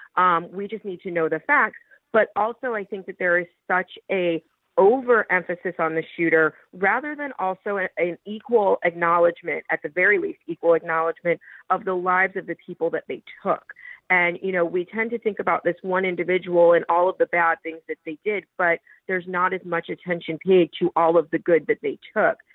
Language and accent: English; Parkland, Florida, United States; I grew up in the Parkland community